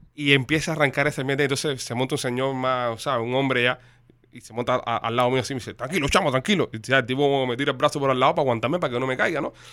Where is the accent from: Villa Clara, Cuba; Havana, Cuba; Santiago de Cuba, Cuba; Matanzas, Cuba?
Havana, Cuba; moved away; como nací en Mantilla, me crié en Mantilla, eh, perdón, en Puey, eh, me fui a vivir para Mantilla después